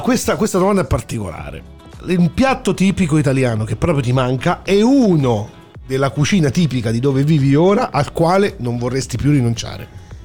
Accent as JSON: {"language": "Italian", "town": "Naples", "region": "Campania", "country": "Italy", "moved": "yes", "lives_now": "Australia", "said": "io da napoletano"}